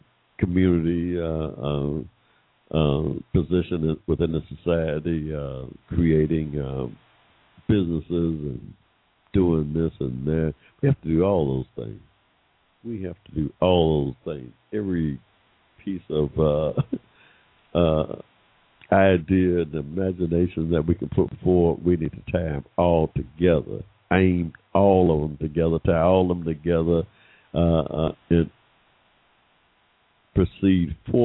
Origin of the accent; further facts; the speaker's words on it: Georgia, United States; here in my home state of Georgia